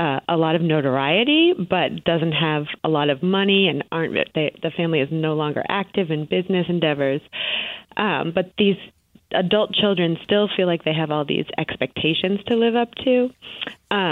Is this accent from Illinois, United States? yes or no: no; Boston, Massachusetts, United States; I grew up in the Boston area